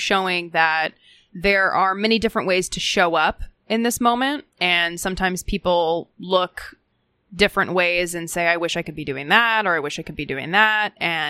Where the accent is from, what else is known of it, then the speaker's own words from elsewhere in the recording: Minnesota, United States; Parenthetically, I grew up in Hennepin County.